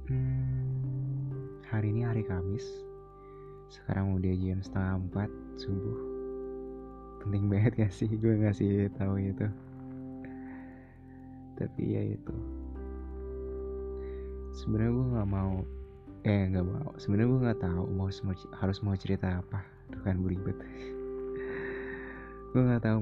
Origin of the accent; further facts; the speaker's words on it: Bekasi, West Java, Indonesia; gue dari Jakarta eh nggak Jakarta sih Bekasi ya planet Bekasi planet nggak tuh